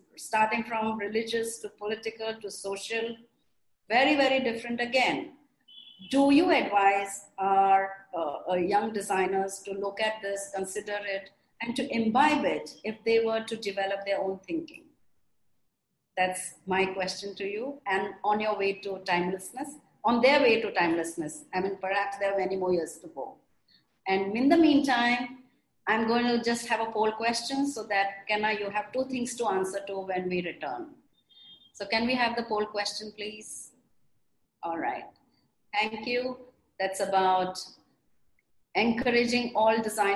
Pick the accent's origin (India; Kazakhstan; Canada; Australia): India; we also in India